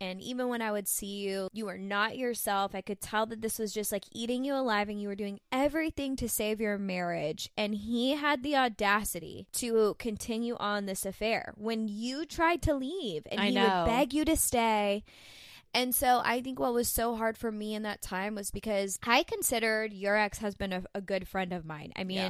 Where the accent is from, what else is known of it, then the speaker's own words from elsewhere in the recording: Florida, United States; I was new from Florida